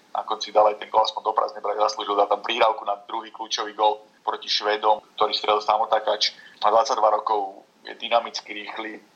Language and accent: Slovak; Slovakia; tiež sme Slováci